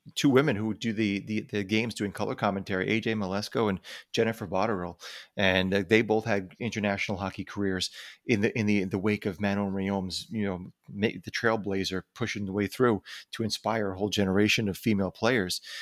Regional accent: New York area, United States; we're from the New York, the New York area

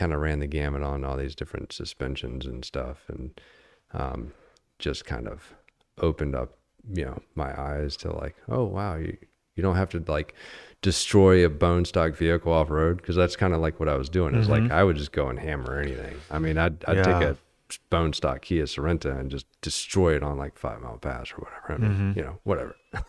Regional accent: Virginia, United States; You know, I came out here from Virginia.

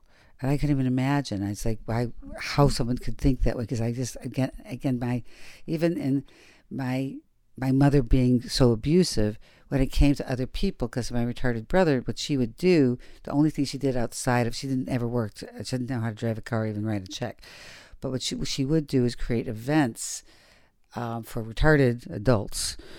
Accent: Detroit, Michigan, United States; Yeah, I come from Detroit.

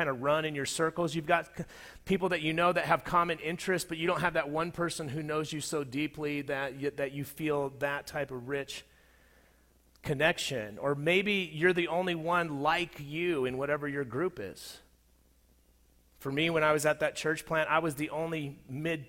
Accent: Southern California, United States; moved away as an adult; also born or lived in Colorado; In 2003, I moved from Southern California to Colorado. And the place that I was moving from was a place that I had, for the most part, had grown up and been formed as an adult

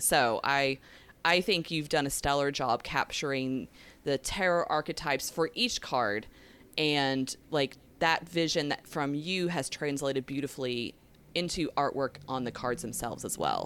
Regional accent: the southeast of the U.S., United States; I don't know if you can tell by my accent that slips out sometimes. I'm from the southeast of the U.S.

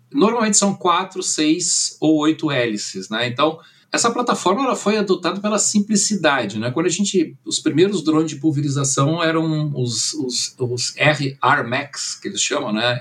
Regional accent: Brazil; also born or lived in Germany; eu nasci na Alemanha, vim com nove anos, né? meu, meu pai era engenheiro, ele veio para o Brasil

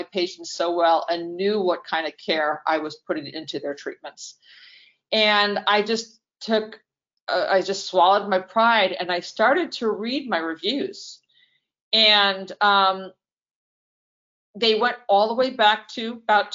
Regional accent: New York, United States; moved away; I'm from New York

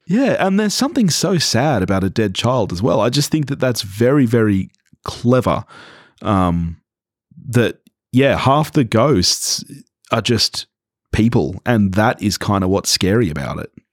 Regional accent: Australia; growing up in Australia

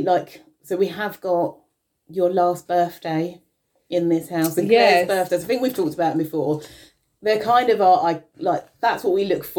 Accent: London, United Kingdom; now in Maidstone, United Kingdom; obviously, I grew up in London.

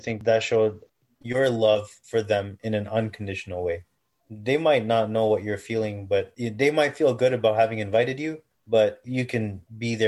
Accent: Toronto, Ontario, Canada; I was born and raised in Toronto

